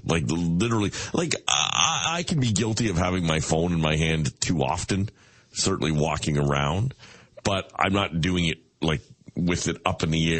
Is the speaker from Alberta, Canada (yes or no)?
no; Locust Hill, Ontario, Canada; Locust Hill.